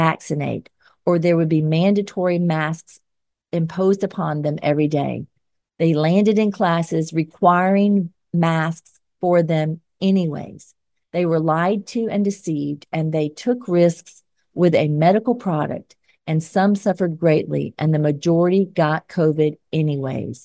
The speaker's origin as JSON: {"language": "English", "region": "Georgia", "country": "United States", "accent": "Georgia", "said": "my Georgia accent"}